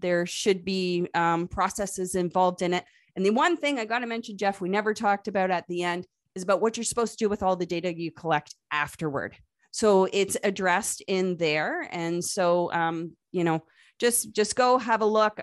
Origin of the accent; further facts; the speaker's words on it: Canada; accent: Canadian; Yes, I am Canadian. You probably heard it in my accent a couple of times